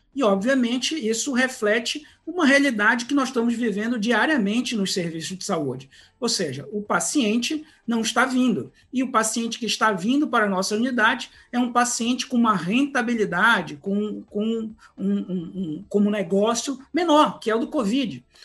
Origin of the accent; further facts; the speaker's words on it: Pará, Brazil; eu sou paraense